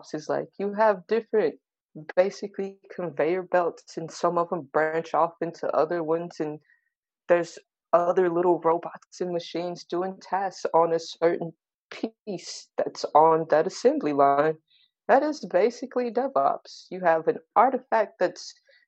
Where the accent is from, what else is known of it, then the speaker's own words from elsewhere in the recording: Tulsa, Oklahoma, United States; I'm in Tulsa, Oklahoma